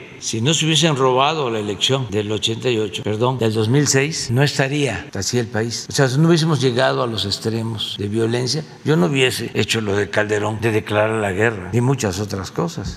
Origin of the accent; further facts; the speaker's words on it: Tepetitán, Tabasco, Mexico; nacido en Tepetitán, Macuspana, Tabasco